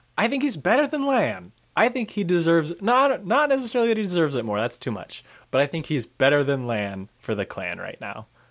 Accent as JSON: {"language": "English", "country": "United States", "said": "we're American"}